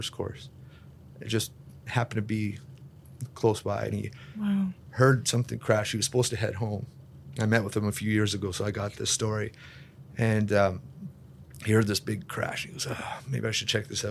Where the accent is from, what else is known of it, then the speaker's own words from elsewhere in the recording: Kleefeld, Manitoba, Canada; I grew up in Cleefeld, like a few stop signs, tiny town